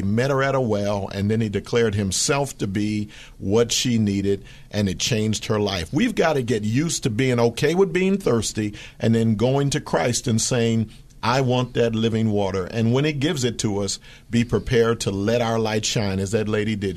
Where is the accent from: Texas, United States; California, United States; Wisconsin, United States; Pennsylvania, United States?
Pennsylvania, United States; Philadelphia; That was my hometown.